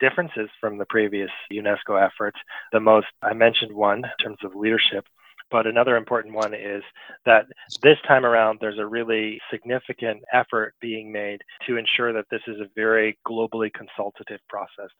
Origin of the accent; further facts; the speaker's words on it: United States; also born or lived in Paris, France / New York City, United States; I was born and raised here in the United States